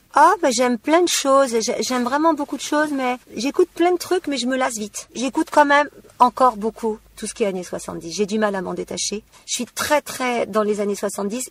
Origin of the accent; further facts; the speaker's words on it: Méru, Hauts-de-France, France; now in Bourg-en-Bresse area, France; je suis née en Picardie, alors dans un super petit village tout pourri qui s'appelle Méru